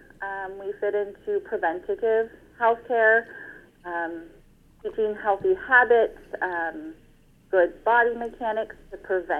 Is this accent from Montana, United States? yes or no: no; Fresno, California, United States; I'm from Fresno, California, born and raised